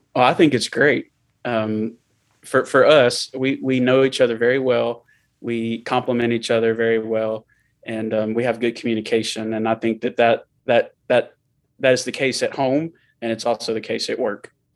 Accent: Murfreesboro, Tennessee, United States; I grew up in Murfreesboro, where we live now

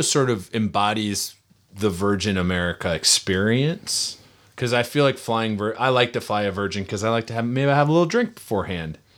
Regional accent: near Minneapolis, Minnesota, United States; moved away; I grew up near Minneapolis

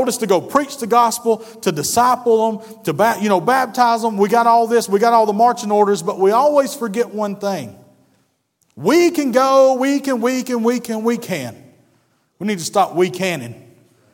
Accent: North Georgia, United States; I'm from North Georgia

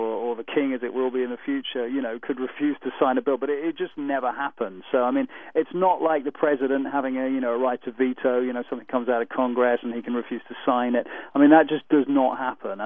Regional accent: United Kingdom; we're a monarchy

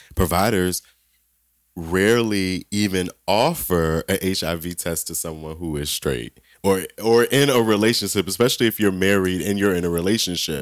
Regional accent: Southern Maryland, United States; I grew up in Southern Maryland.

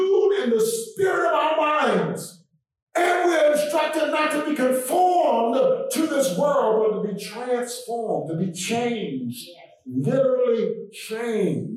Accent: Blair, South Carolina, United States; moved away; I grew up in Blair, South Carolina.

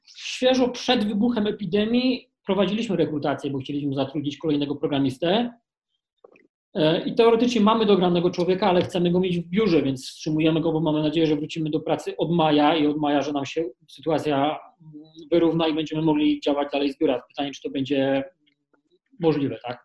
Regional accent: Kraków, Lesser Poland, Poland; Ja jestem z Krakowa

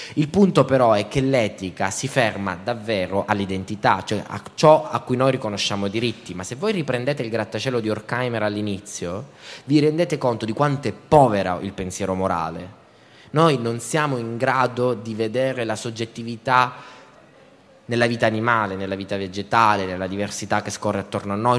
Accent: Southern Italy, Italy; moved away; also born or lived in Turin; sono terrone, gesticolo

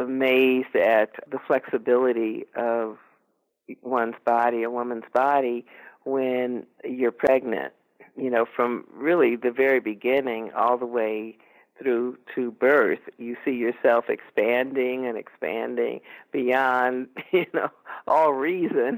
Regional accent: Los Angeles, California, United States; I was raised in Los Angeles

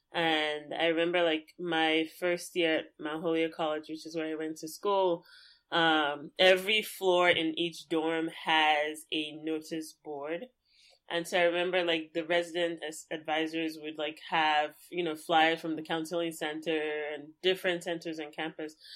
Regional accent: Lagos, Nigeria; growing up in Lagos

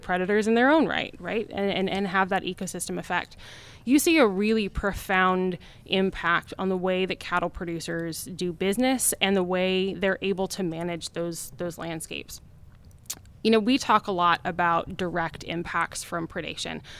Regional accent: Wyoming, United States; I'm from Wyoming

